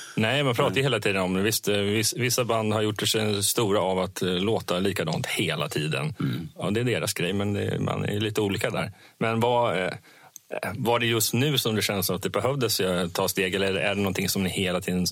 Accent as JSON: {"language": "Swedish", "town": "Vimmerby", "region": "Kalmar County", "country": "Sweden", "tie": "born or raised there", "moved": "yes", "said": "jag, brukar säga att jag är uppvuxen i Vimmerby. Jag är inte född där, men jag är uppvuxen där."}